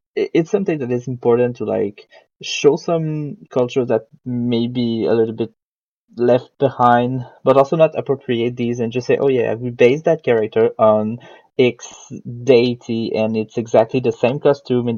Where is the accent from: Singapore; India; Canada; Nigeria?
Canada; Quebec; we are from Quebec and people here speak French